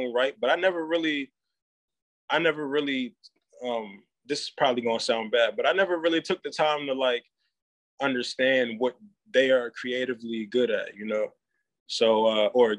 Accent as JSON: {"language": "English", "town": "Harrisburg", "region": "Pennsylvania", "country": "United States", "tie": "born or raised there", "also_born_or_lived": "Palatka, Florida", "said": "I was born here in Harrisburg, and then when I was a newborn, we moved down to Florida, and we moved to a small section of Florida called Palatka"}